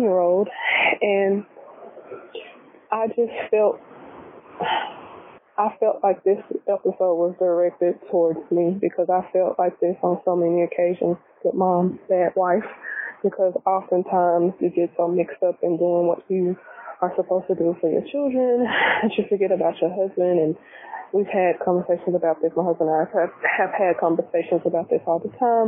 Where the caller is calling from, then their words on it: Little Rock, Arkansas, United States; I am calling from Little Rock, Arkansas